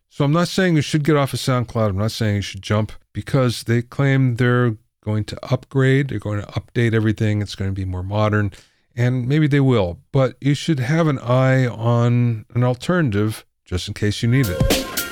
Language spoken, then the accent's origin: English; near Pottsville, Pennsylvania, United States; moved away; I'm from Pennsylvania, too, but the other side of the state